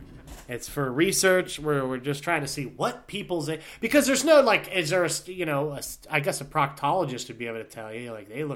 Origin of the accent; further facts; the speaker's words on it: Youngstown, Ohio, United States; I'll be like, I'm from Youngstown, Ohio, and I came all the way here.